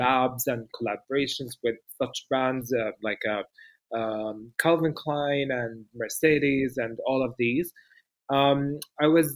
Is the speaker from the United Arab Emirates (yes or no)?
yes; Dubai, United Arab Emirates; moved away as an adult; now in Amman, Jordan; I come from Dubai and I was born and raised in Dubai for 26 years and I lived there